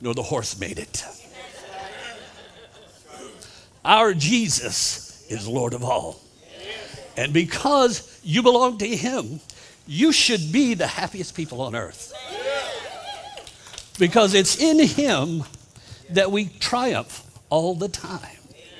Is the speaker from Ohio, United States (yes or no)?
yes; Columbus, Ohio, United States; moved away as an adult; now in Florida, United States; I am originally from Columbus, Ohio, but I've turned in my Yankee uniform, and I'm officially a rebel from Florida